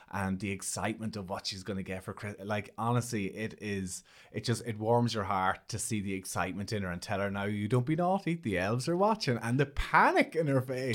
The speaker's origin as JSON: {"language": "English", "town": "Monaghan", "region": "Ulster", "country": "Ireland", "tie": "born or raised there", "said": "I'm from Monaghan"}